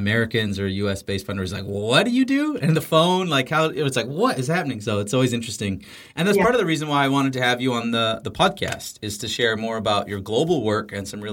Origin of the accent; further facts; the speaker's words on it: Canada; being Canadian